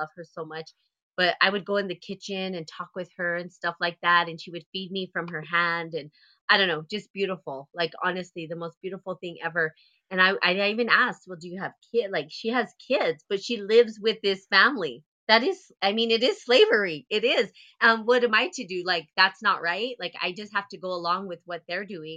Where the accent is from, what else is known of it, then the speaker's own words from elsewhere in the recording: United States; also born or lived in India; I'm American